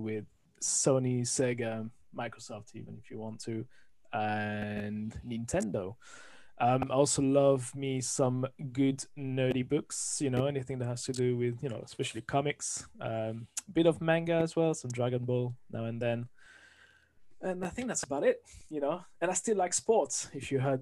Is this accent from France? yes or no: yes; France; accent: French; English is a second language; moved away as an adult; now in London, United Kingdom; I'm originally from France, as you can hear from the accent